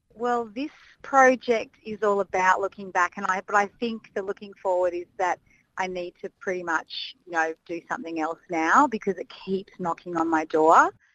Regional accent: Canberra, Australian Capital Territory, Australia; growing up in Canberra

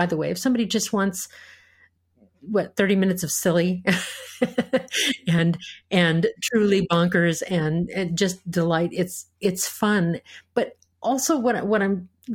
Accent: United States

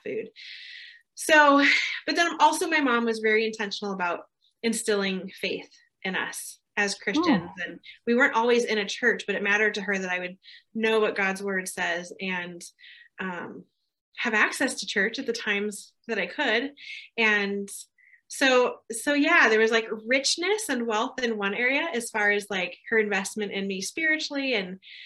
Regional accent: Southern California, United States; moved away as an adult; also born or lived in Germany; now in California, United States; I was born in Southern California on a military base to young parents

